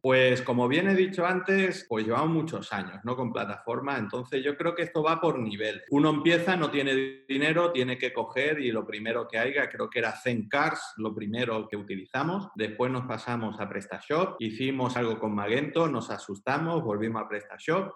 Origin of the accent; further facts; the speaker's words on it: Girona, Catalonia, Spain; now in Chiclana de la Frontera, Spain; yo soy de Pontmayor. Entonces, un barrio humilde, trabajador.